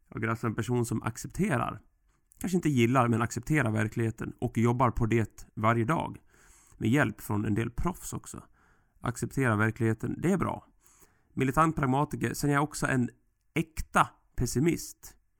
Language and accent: Swedish; Sweden; vi svenskar